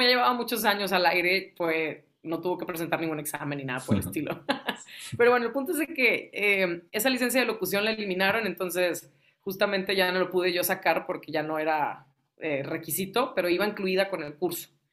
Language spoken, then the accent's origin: Spanish; Ciudad Victoria, Tamaulipas, Mexico; now in Monterrey, Mexico; nosotros somos de Ciudad Victoria. Yo nací aquí en Monterrey, pero crecí en, Tamaulipas.